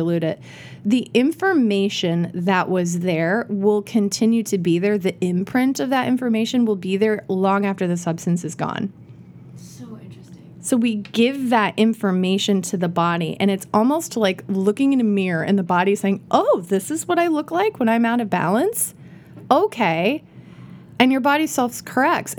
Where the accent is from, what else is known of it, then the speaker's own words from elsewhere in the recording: Iowa, United States; moved away; I grew up in Iowa